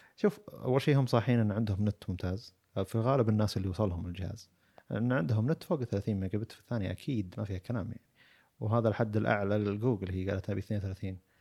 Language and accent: Arabic; Saudi Arabia; عندنا بالسعوديه